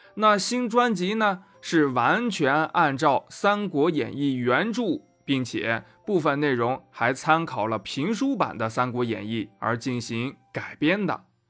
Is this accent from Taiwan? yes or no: no; Anyang, Henan, China; 我的家乡河南安阳也遇上了新冠奥密克戎